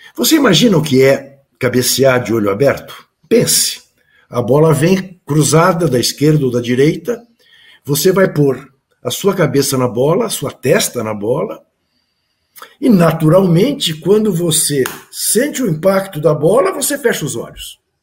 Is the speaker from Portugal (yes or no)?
no; Brazil; as pessoas te perguntam de onde você vem e você fala é do Brasil